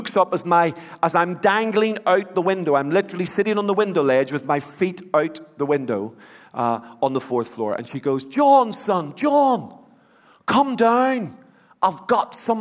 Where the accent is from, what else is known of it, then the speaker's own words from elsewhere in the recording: Belfast, Northern Ireland, United Kingdom; When I was a boy, I grew up in the Troubles in Belfast.